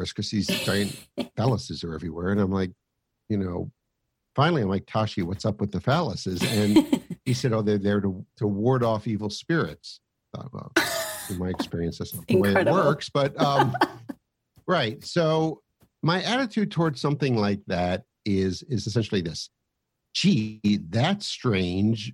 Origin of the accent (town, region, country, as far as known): United States